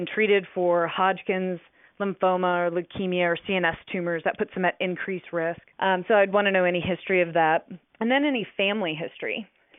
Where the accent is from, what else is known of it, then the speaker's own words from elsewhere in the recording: Virginia, United States; moved away as an adult; also born or lived in Durham, North Carolina; now in Dallas, United States; I was born and raised in Virginia